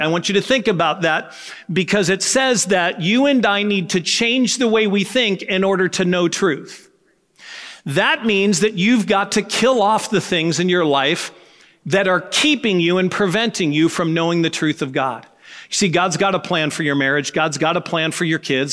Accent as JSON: {"language": "English", "country": "United States", "said": "as an American, living as I live"}